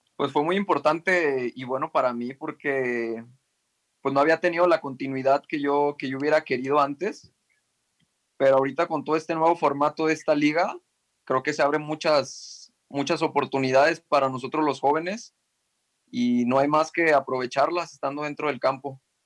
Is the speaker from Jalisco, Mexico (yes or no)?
yes; El Salto, Jalisco, Mexico; yo soy de, del Salto, Lomas del Verde, se llama la colonia